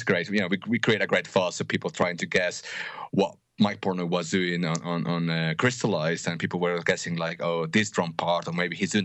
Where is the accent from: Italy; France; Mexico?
Mexico; Mexico City; also born or lived in United Kingdom; I grew up here in Mexico, and then when I was 18, I moved to the UK.